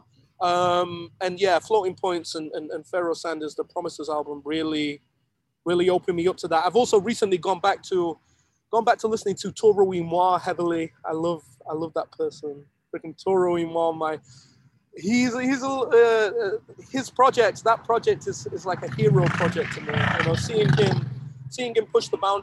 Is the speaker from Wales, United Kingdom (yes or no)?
no; Sheffield, Yorkshire and the Humber, United Kingdom; my hometown of Sheffield